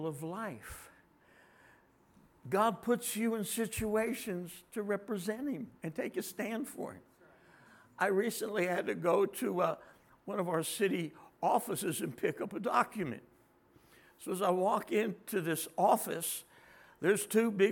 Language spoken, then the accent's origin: English; Trenton, New Jersey, United States; now in Texas, United States; my home state, Trenton, as in New Jersey